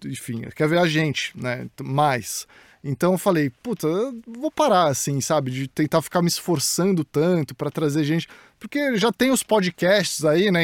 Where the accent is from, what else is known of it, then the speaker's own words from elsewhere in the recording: Santos, São Paulo, Brazil; moved away as an adult; also born or lived in United States; eu cresci no Jaú, em Santos